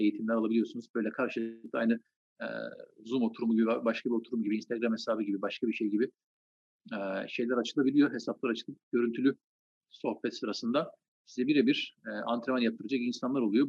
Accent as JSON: {"language": "Turkish", "region": "Trabzon", "country": "Turkey", "tie": "born or raised there", "said": "Trabzon doğumluyum. Trabzon'da doğdum, büyüdüm."}